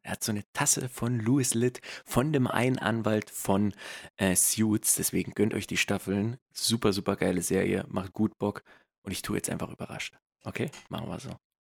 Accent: East Germany, Germany; accent: ostdeutsch (East German); moved away; mein ostdeutscher Dialekt

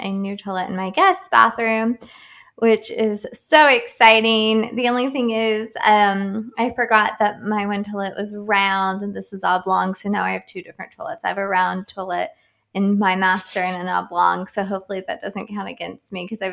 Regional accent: West Virginia, United States; my home state, Charleston, West Virginia

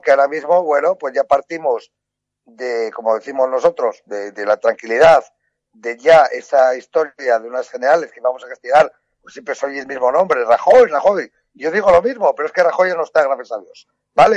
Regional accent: Basque Country, Spain; en mi tierra vasca

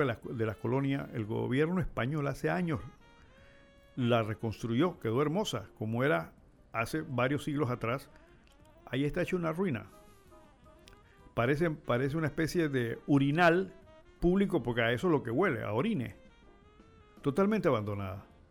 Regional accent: Panama; nosotros como panameños

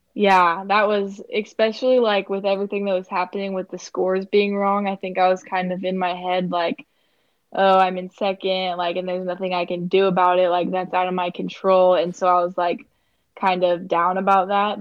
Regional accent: Kansas, United States; I'm from Kansas

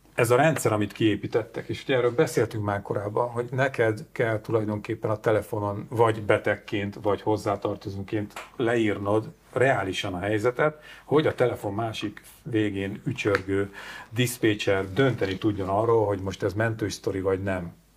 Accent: Sátoraljaújhely, Borsod-Abaúj-Zemplén, Hungary; moved away; fatornyos kis szülővárosomban

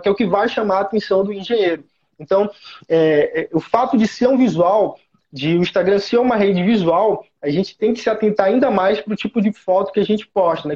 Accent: Teresina, Piauí, Brazil; sou natural de Teresina, Piauí, Nordeste

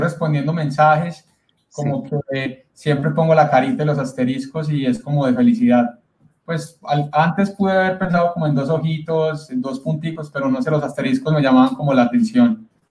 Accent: Colombia; aquí en mi país, Colombia

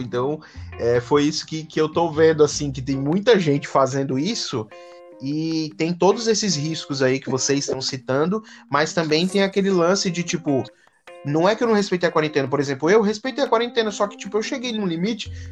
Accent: Brazil; como a gente é brasileiro

